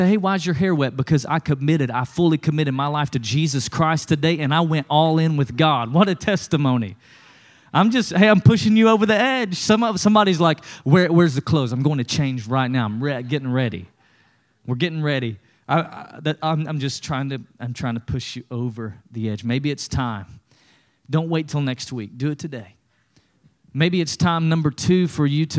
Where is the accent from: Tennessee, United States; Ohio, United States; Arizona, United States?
Tennessee, United States; East; When I was growing up in East Tennessee